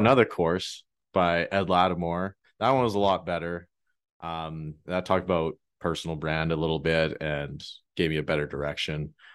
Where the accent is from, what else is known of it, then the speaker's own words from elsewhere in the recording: Canada; being Canadian